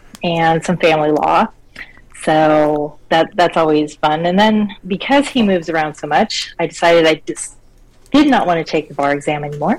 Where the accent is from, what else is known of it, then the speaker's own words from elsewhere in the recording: Colorado Springs, Colorado, United States; born there; So I was born in Colorado Springs. My book is set in Denver, so I tried to get back there. But I was I moved around a whole bunch.